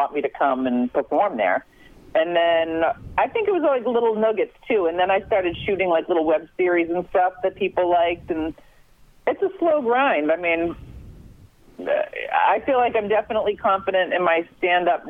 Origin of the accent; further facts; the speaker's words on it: Boston, Massachusetts, United States; moved away; also born or lived in New York; growing up in Boston, my parents getting divorced